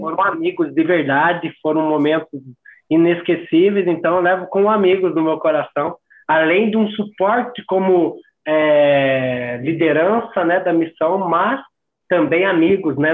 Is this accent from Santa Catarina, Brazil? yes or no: yes; Santa Catarina, Brazil; sou aqui de Santa Catarina Sul